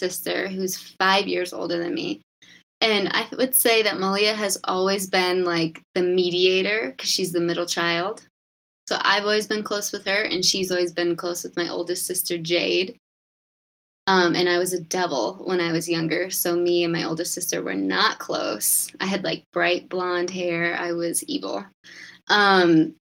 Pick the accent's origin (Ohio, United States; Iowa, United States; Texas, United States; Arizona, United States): Iowa, United States; Cedar Rapids; also born or lived in San Diego; I'm from Cedar Rapids, Iowa, and I went to college at Iowa State